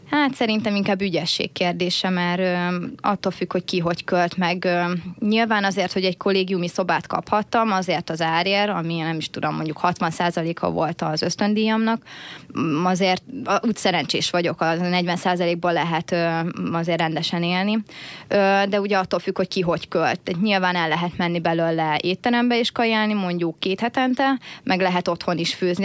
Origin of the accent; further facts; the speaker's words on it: Hungary; Egyetlen magyar